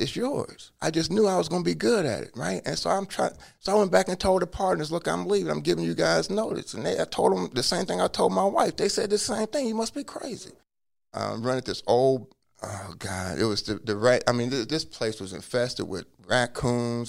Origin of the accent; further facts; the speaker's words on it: Cincinnati, Ohio, United States; now in Hawaii, United States; I was born in Cincinnati, and I was born in 1963, but I was placed into an orphanage